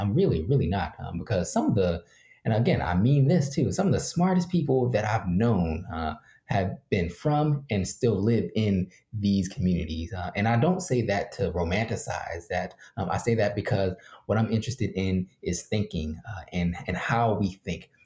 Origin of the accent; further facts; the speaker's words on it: Philadelphia, Pennsylvania, United States; I grew up working poor in Philly